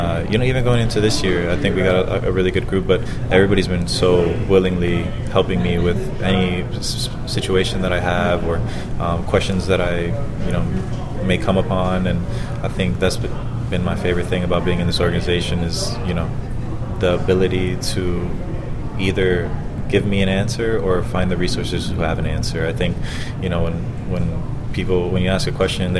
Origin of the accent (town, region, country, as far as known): Florida, United States